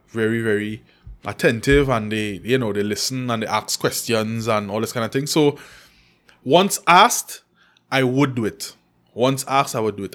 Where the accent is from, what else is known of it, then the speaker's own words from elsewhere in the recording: Trinidad & Tobago; she and I grew up in McQuire.